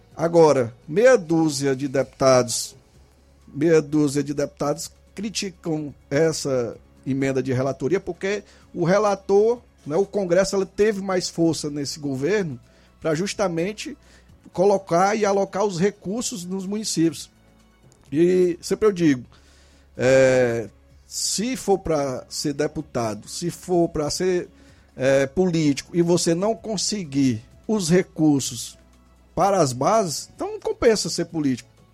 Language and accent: Portuguese; Nova Russas, Ceará, Brazil; eu sou daqui de Nova Russa, nascido e criado